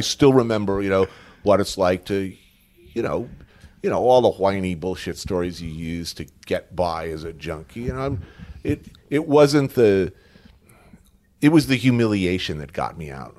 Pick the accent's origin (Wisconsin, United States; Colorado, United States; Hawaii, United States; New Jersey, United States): New Jersey, United States; Bergen County; also born or lived in New York City, United States; born here, grew up in Bergen County, like, right, literally right across